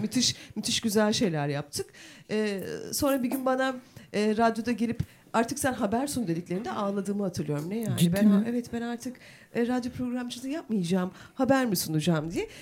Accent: Turkey; Aynı köylüyüz biz. Yan yana evlerimiz

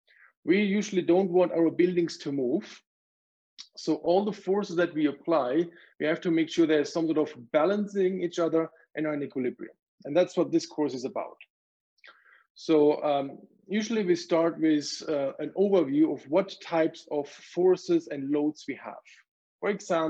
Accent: Germany; moved away as an adult; now in Calgary, Canada; I grew up in Germany

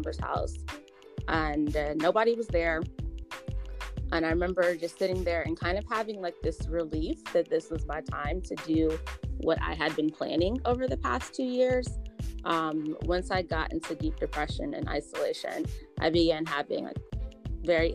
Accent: Atlanta, Georgia, United States; I was born and raised in Atlanta, Georgia

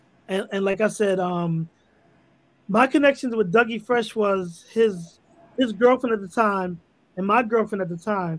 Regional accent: New York City, New York, United States; also born or lived in Harlem; I grew up in the Bronx, right near Bronx River, where it basically all started.

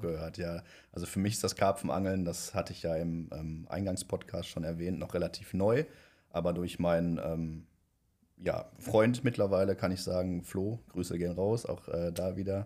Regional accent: near Düsseldorf, North Rhine-Westphalia, Germany; ich komme ja aus der Nähe von Düsseldorf

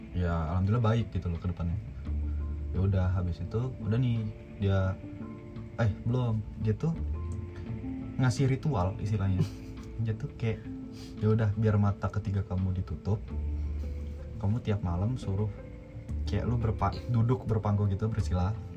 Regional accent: Padang, West Sumatra, Indonesia; moved away; also born or lived in Solo; gue dari kecil dari gue kecil di Padang

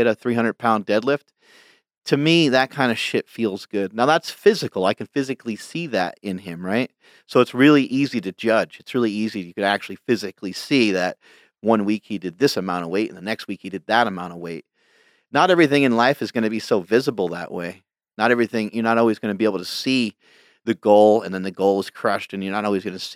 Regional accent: New York, United States; I grew up in New York

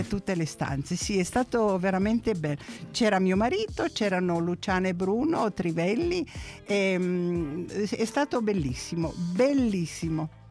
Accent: Alexandria, Alexandria Governorate, Egypt; now in Italy; Sono nata ad Alessandria d'Egitto perché i miei genitori sono nati ad Alessandria d'Egitto

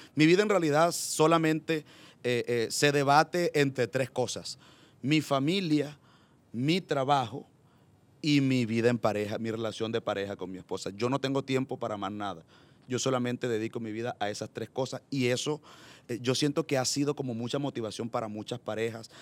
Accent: Chiriguaná, Cesar, Colombia; also born or lived in Valledupar / Medellín; now in Barranquilla, Colombia; yo nací en un municipio del Cesar que se llama Chiriguaná

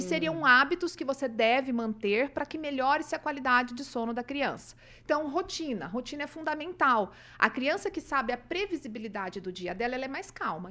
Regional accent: Umuarama, Paraná, Brazil; moved away as an adult; also born or lived in Cruzeiro do Oeste, Paraná; now in Maringá, Brazil; E com seis anos eu já me mudei para Umuarama. E lá eu vivi até a época que eu saí para estudar

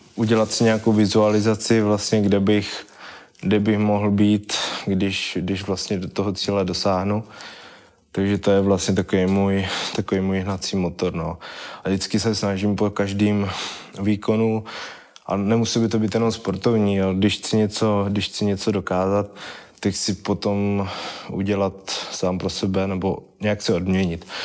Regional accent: Vyškov, South Moravian Region, Czechia; já jsem původem z Vyškova, vlastně pořád bydlím ve Vyškově

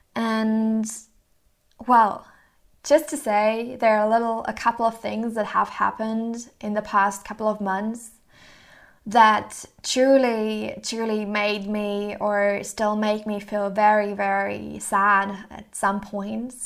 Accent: Mannheim, Baden-Württemberg, Germany; moved away as an adult; also born or lived in Rotterdam, Netherlands / Hamburg, Germany; I grew up in Mannheim, Germany

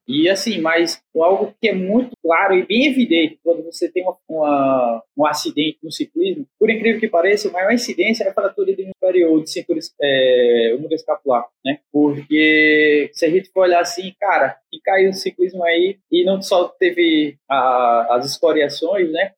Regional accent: Maceió, Alagoas, Brazil; Sou de Maceió

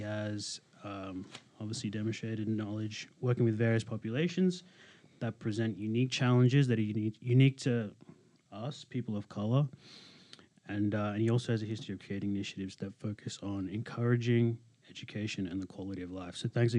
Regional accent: Australia; I'm from Australia.

